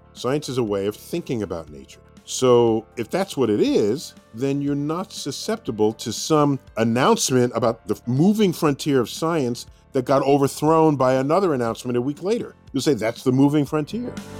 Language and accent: English; New York City, New York, United States; I'm born and raised in New York City, in the Bronx